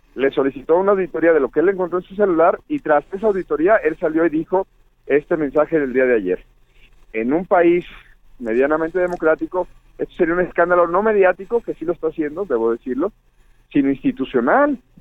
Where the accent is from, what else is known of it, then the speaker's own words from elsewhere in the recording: Jalisco, Mexico; moved away; allá en mi tierra, Jalisco